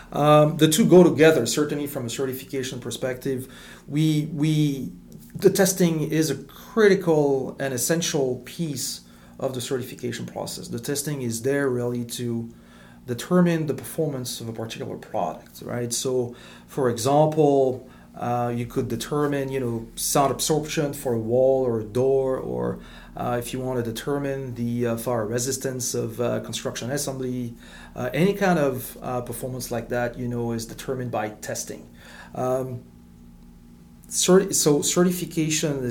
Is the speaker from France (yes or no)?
yes; France; English is a second language; moved away as an adult; also born or lived in Middle East; now in United States; I grew up in France